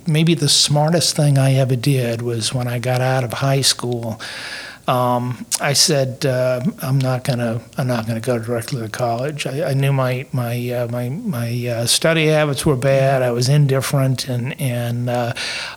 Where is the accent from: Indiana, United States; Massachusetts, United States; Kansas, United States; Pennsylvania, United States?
Massachusetts, United States; Peabody; moved away; also born or lived in Columbus, Mississippi / Port Arthur; I was born at Chelsea Navy Hospital, where my dad was in the service. And we grew up on the North Shore